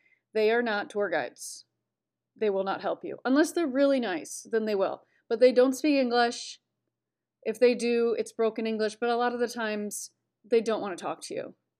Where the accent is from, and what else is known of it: United States; moved away as an adult; now in Florence, Italy